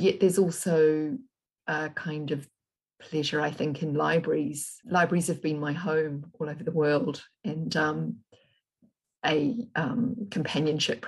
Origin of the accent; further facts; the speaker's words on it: Auckland, New Zealand; also born or lived in Britain; now in Whangarei, New Zealand; I spent most of my young years in South Auckland, and the farm where Manuka City was built was actually, I actually lived on a farmhouse there